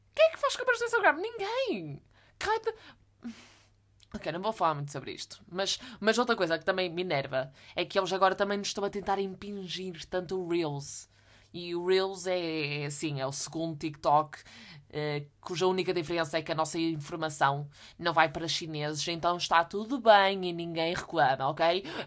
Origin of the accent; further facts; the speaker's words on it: the North, Norte, Portugal; eu sou do Norte.